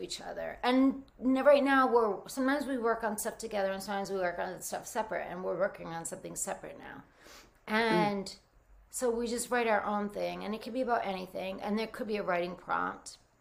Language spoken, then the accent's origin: English; Rhode Island, United States; also born or lived in New Jersey; I grew up in Rhode Island, Rhode Island